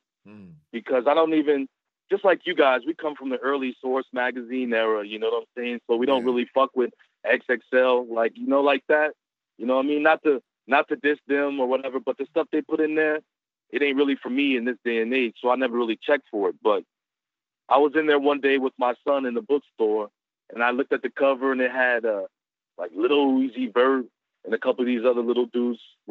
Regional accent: Southern California, United States; now in Northern California, United States; I'm right above San Francisco, Northern California. But I'm from Southern California, but I'm up here now

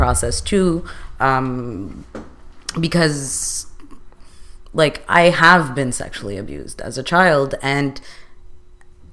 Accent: Canada; I am from a Middle East background. I am born in Canada

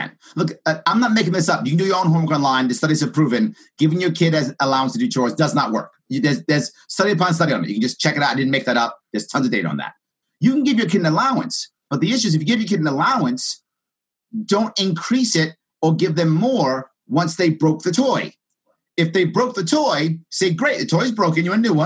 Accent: New York City, New York, United States; I grew up in the South Bronx

